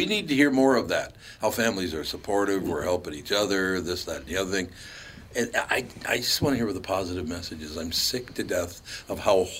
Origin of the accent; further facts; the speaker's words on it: Minneapolis, Minnesota, United States; I was born in Minnesota. I grew up in Minneapolis